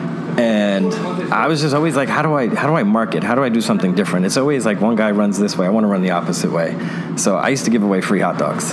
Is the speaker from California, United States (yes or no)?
no; New York City, New York, United States; moved away as an adult; now in Tampa Bay, United States; growing up in Brooklyn, New York